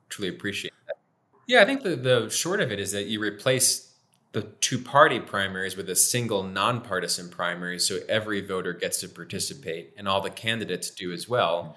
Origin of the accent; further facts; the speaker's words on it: Milford, Pennsylvania, United States; where I'm from in my hometown of Milford